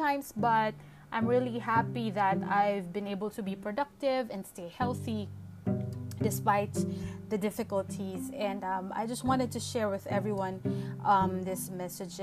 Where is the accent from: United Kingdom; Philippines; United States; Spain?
Philippines; Santa Cruz, Calabarzon; That's where I took my elementary and high school in Santa Cruz, Laguna